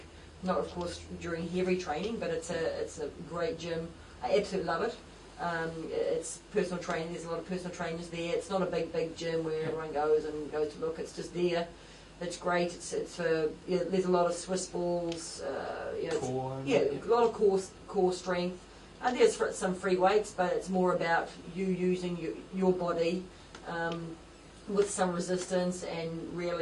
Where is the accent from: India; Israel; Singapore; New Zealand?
New Zealand; proud of being a New Zealander